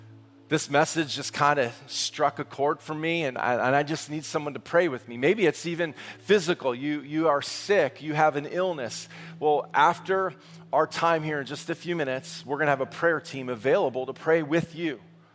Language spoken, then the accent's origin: English; Massachusetts, United States; Can we be honest in here? We're from Massachusetts. You're honest, right?